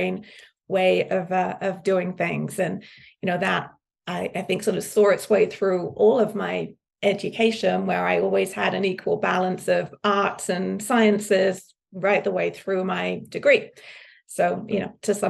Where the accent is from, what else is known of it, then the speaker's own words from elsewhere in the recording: Suffolk, East of England, United Kingdom; moved away as an adult; now in United States; I grew up in the countryside in Suffolk